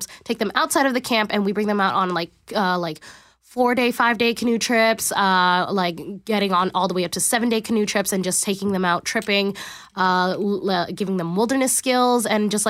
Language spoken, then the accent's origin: English; Richmond, British Columbia, Canada; I'm originally from Richmond, BC. So that's like right beside Vancouver